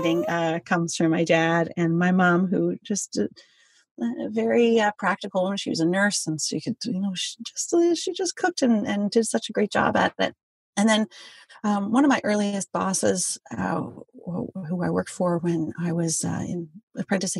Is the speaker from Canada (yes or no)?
yes; Quebec, Canada; I'm from Quebec